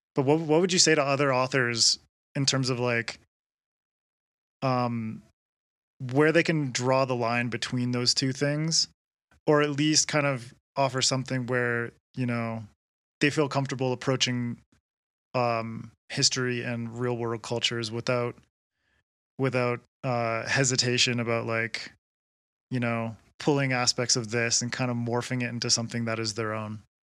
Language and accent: English; Canada; now in Quito, Ecuador; I'm from Canada and I live in Ecuador